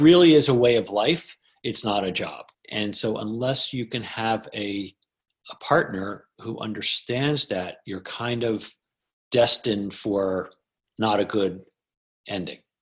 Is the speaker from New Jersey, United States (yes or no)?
yes; New Jersey, United States; also born or lived in Hoboken, New Jersey; I'm a guy from Jersey